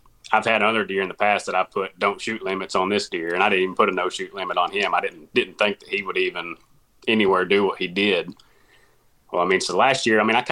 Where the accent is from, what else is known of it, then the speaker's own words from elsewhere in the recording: Corning, Arkansas, United States; I'm from Corning, Arkansas.